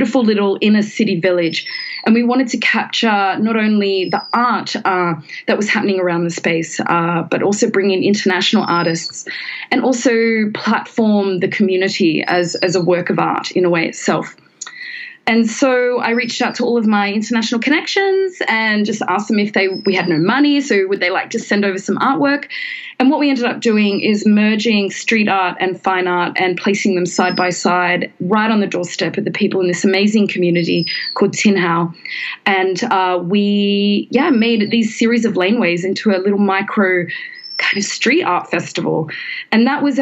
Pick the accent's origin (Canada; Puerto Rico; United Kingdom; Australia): Australia; now in Hong Kong; as an Australian